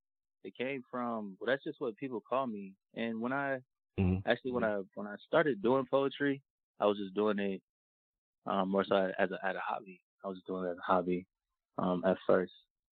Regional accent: Atlanta, Georgia, United States; I'm from Atlanta.

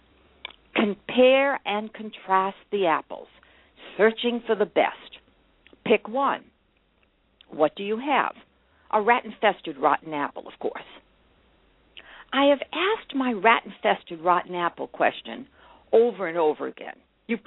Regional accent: Brookline, Massachusetts, United States; my hometown, Brookline, Massachusetts

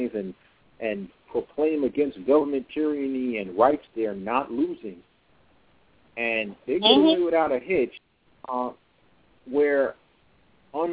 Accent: New York City, New York, United States; I'm from Brooklyn

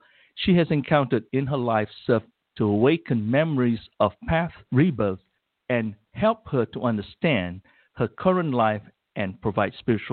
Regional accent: Malaysia; now in United States; I'm originally from Malaysia

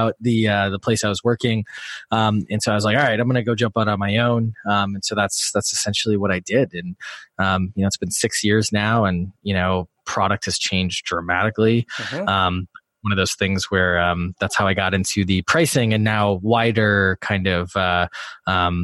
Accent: Wisconsin, United States; moved away as an adult; also born or lived in Illinois / Washington, D.C.; I grew up in Wisconsin

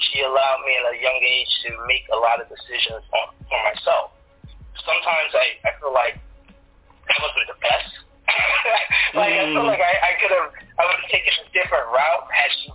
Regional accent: New York City, New York, United States; I grew up in the University Morris Heights section of the Bronx

